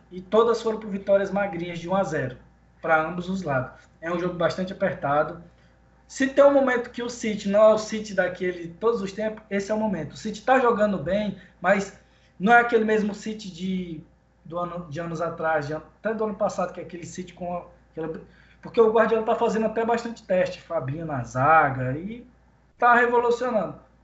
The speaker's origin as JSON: {"language": "Portuguese", "region": "Pará", "country": "Brazil", "said": "eu sou do Pará, na Amazônia"}